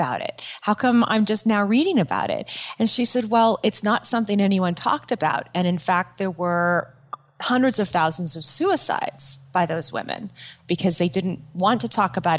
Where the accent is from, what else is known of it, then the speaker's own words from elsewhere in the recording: Yorba Linda, California, United States; I grew up at like 15 minutes from Disneyland. I'm from a small town called Yorba Linda